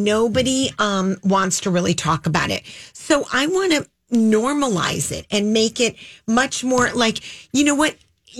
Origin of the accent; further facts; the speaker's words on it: Detroit, Michigan, United States; we were raised in Detroit together.